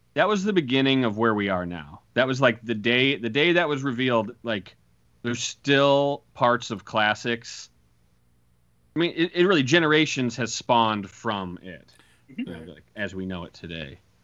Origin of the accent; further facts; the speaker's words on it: Iowa, United States; in my hometown, and I went to the Toys R Us R.I.P. Uh, in in in Iowa